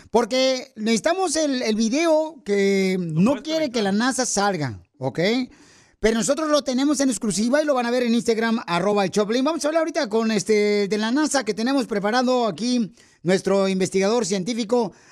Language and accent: Spanish; Guanajuato, Mexico; now in United States; Porque acá venimos de Guanajuato a Estados Unidos.